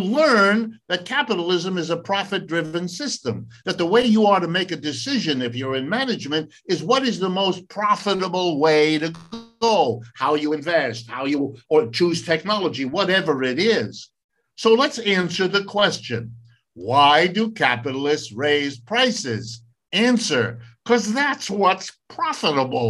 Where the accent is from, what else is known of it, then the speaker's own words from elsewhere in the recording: Ohio, United States; first language French and German; also born or lived in California; now in East Coast, United States; I was born in Ohio. I've lived and worked all my life in the United States.